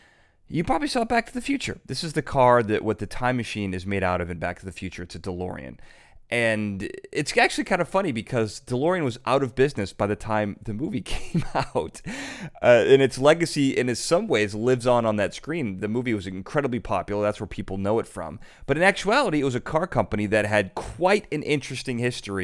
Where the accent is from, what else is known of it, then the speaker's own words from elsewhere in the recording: United States; I'm an American